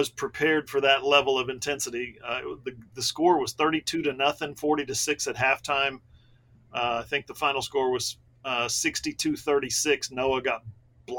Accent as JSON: {"language": "English", "town": "Ada", "region": "Oklahoma", "country": "United States", "tie": "born or raised there", "said": "my hometown, Ada, Oklahoma"}